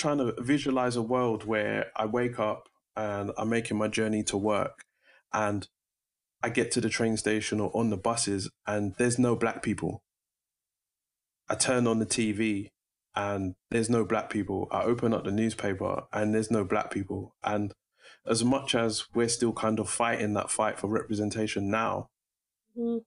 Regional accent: London, United Kingdom; I was born in Brixton

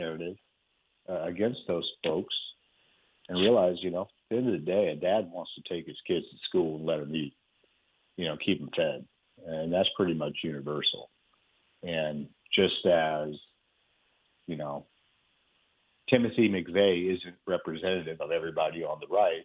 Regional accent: Texas, United States; I'm here in Texas. I'm a Texan

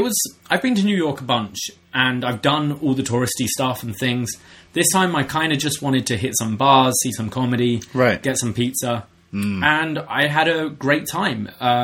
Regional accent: Toronto, Ontario, Canada; oh, Toronto, Canada.

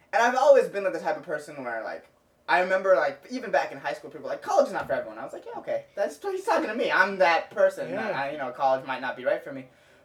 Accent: Cupertino, California, United States; also born or lived in San Diego; because I grew up in Cupertino, which is, like, a heavily Asian immigrant population.

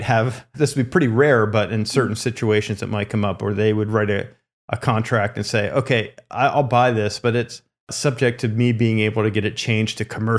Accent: California, United States; they saw that I was someone from California, obviously was not involved in the community or anything like that.

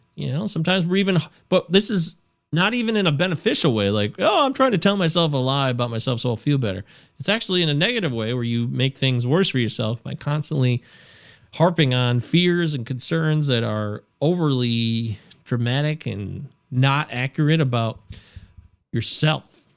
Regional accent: United States; as an American.

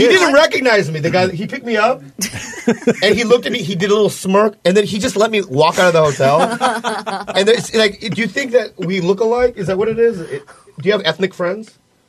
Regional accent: Minnesota, United States; moved away; I grew up in Minnesota, like, for 8 years

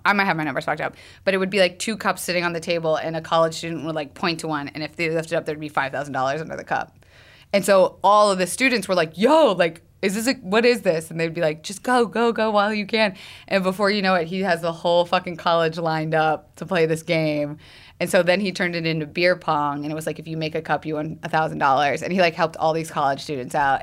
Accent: the South, United States; I'm from the South

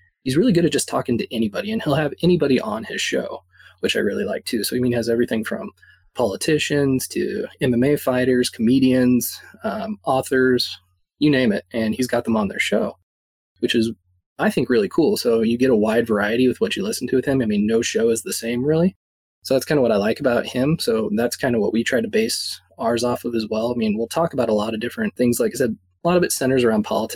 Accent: Fort Collins, Colorado, United States; I'm from Fort Collins, Colorado, so most people don't know where that is, but it's about 60 miles north of Denver

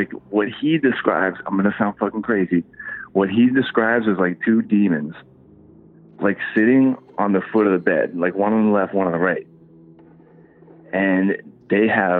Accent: Fort Lauderdale, Florida, United States; I grew up in Fort Lauderdale

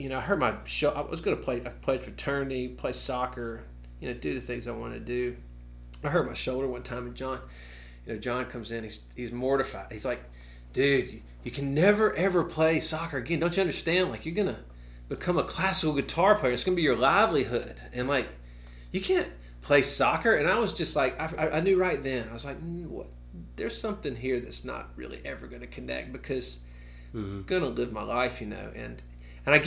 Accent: Meridian, Mississippi, United States; I'm from Meridian. And grew up there, graduated

